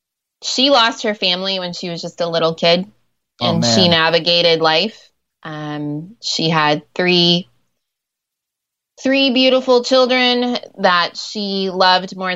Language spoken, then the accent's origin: English; Ohio, United States; first language English; moved away as an adult; also born or lived in Nairobi, Kenya; I grew up in Ohio and I'm a school teacher